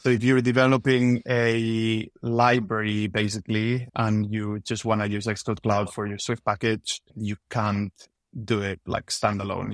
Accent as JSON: {"language": "English", "country": "Spain", "moved": "as an adult", "lives_now": "United Kingdom", "said": "I'm originally from Spain, but been living in the U K for the last nine years"}